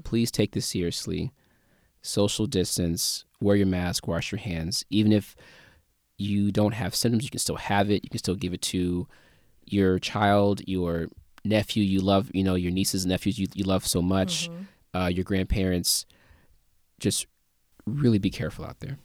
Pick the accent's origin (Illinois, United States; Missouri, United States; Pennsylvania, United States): Missouri, United States; St. Louis; born or raised there